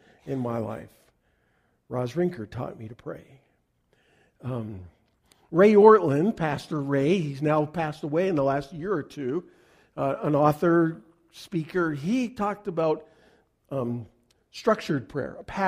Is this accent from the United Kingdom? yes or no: no; Canada; I'm a Canadian